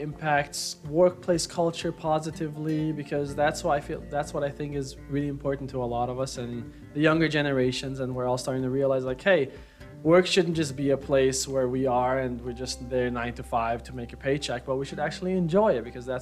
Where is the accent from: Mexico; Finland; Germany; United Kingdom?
Germany; Berlin; I was born in Berlin, Germany.